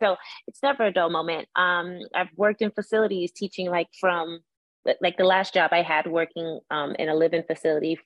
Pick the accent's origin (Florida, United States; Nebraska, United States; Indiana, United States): Florida, United States; Miami; I'm from Miami